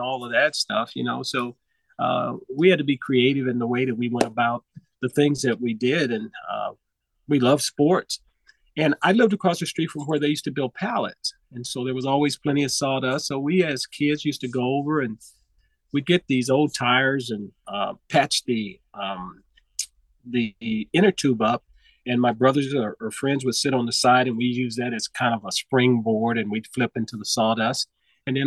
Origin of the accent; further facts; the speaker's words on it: Los Angeles, California, United States; I grew up in South Central Los Angeles